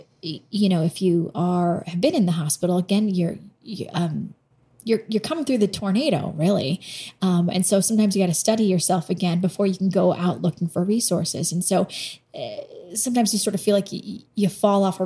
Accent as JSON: {"language": "English", "town": "Boston", "region": "Massachusetts", "country": "United States", "tie": "born or raised there", "moved": "as an adult", "said": "growing up in Boston"}